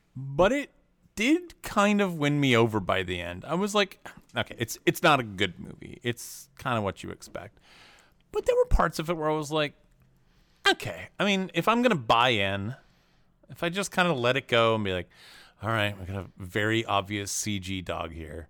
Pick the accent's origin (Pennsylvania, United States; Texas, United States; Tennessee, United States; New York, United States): Tennessee, United States; I grew up in Tennessee